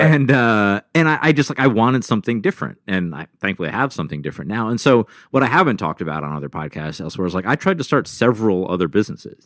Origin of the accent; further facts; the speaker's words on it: Rochester, New York, United States; I was born in Rochester, New York